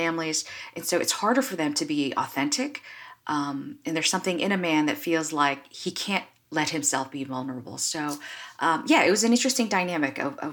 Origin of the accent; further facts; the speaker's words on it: United States; I'm Asian American, so I actually come from this culture that is very much shame-based